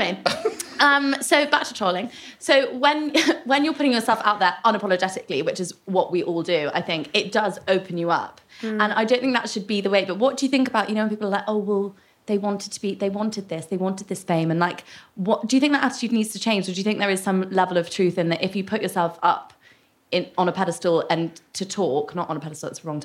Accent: United Kingdom; as British people

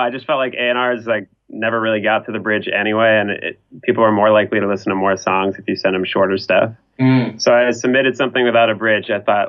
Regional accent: Los Angeles, California, United States; I was born here in Sherman Oaks, which is where I'm living at currently. You know, I've moved around the valley and stuff, but really haven't gone much out of LA.

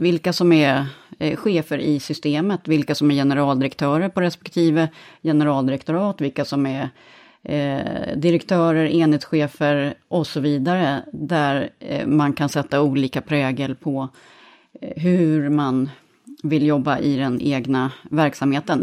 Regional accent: Sweden; moved away; Jag är svensk chef själv över vårt gäng

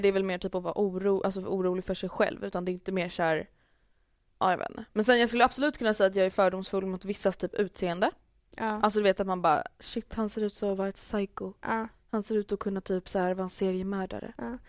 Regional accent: Stockholm, Stockholm County, Sweden; jag är stockholmare

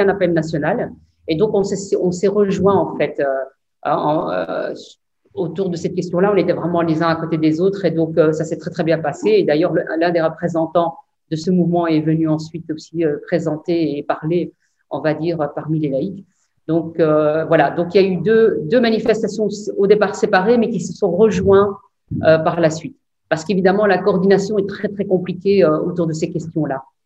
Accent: Belgium; chez nous en Belgique

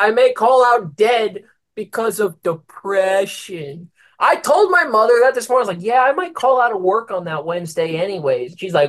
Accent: Philippines; Every time I say I'm Filipino, people lose their shit, and I don't understand.

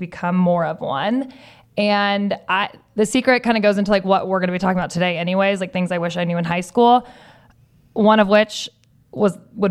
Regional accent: Southern California, United States; growing up in Southern California, both you and I have, going to school in Southern California

